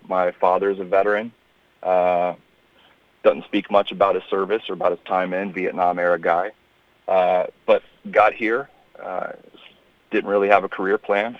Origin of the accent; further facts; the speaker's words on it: Memphis, Tennessee, United States; moved away as an adult; I grew up in uh, in Tennessee. I grew up in Memphis